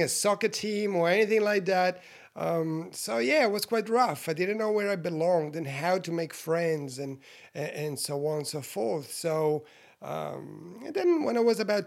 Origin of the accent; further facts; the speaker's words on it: Switzerland; I was born in Switzerland, you know, 51 years ago, you guys, Italian parents